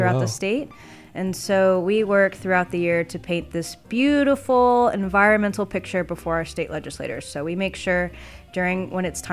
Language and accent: English; Chesapeake, Virginia, United States; also born or lived in Richmond, Virginia; I am from Chesapeake, Virginia.